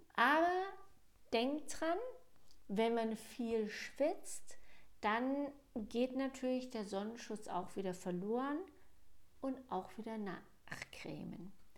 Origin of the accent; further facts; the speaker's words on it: Germany; Bei uns in Deutschland